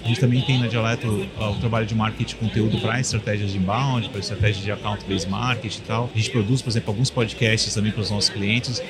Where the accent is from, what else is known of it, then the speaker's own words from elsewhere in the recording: Florianópolis, Santa Catarina, Brazil; Eu sou aqui de Floripa também